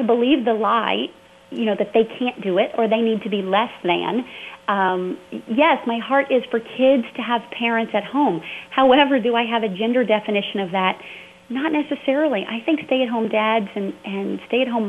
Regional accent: the South, United States; I was raised in the South, first of all, very evangelical background

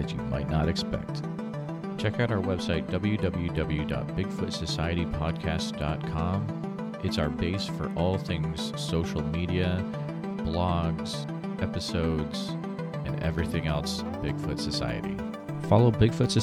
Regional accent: Western Massachusetts, United States; I grew up in Western Mass.

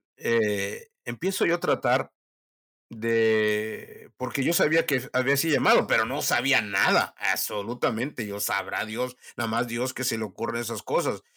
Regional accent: Mexico; moved away as an adult; also born or lived in Huasteca / Mexico City / North Africa; now in South Texas, United States

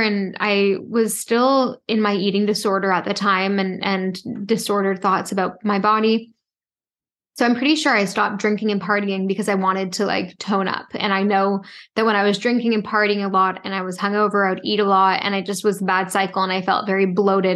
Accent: Toronto, Ontario, Canada; also born or lived in Halifax; I grew up in Toronto

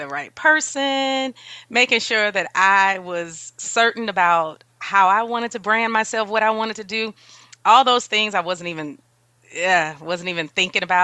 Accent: New Orleans, Louisiana, United States; now in San Antonio, United States; I'm from New Orleans originally

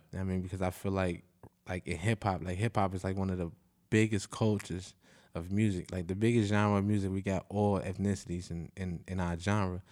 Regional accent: Chicago, Illinois, United States; I'm from Inglewood. I'm from, like, sixty-third Street

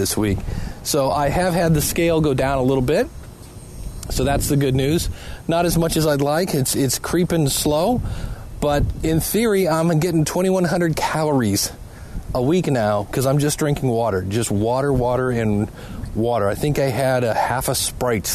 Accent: Ohio, United States; also born or lived in Cleveland, Ohio; I live in Cleveland, Ohio

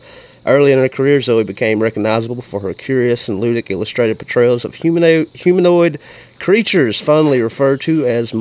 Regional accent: Kennedy, Alabama, United States; I'm from Kennedy, Alabama.

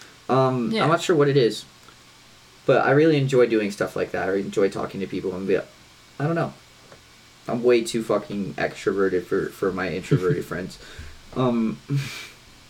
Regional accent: United States; accent: country

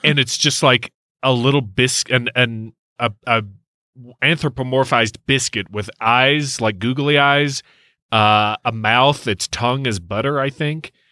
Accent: Kentucky, United States; my home state, Kentucky

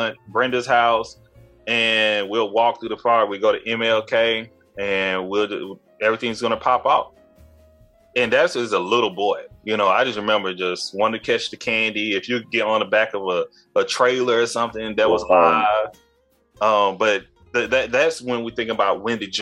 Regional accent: Tyler, Texas, United States; growing up in North Tyler, well, I grew up in St. Louis, part of Tyler, and I moved to North Tyler during my eighth grade year

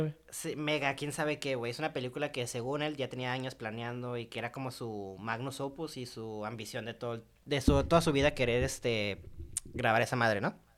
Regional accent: Mexico; soy mexicano y pobre

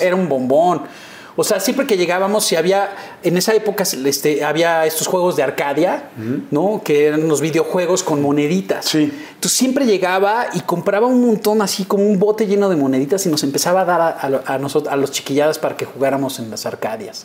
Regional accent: Mexico City, Mexico; also born or lived in Mérida, Yucatán; En la, en la unidad de Copilco Universidad, que era, que era ahí en, frente eh, enfrente de Ciudad Universitaria. Ajá siempre fui como sureño

